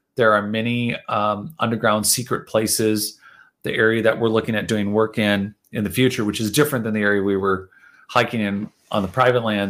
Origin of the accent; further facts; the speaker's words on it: United States; especially being American